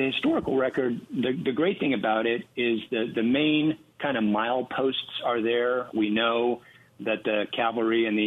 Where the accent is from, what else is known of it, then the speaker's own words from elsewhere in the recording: Wyoming, United States; I grew up in Wyoming